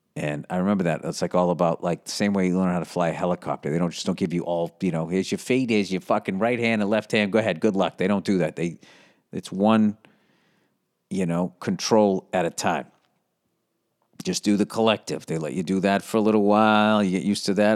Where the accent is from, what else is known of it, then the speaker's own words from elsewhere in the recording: United States; I'm an American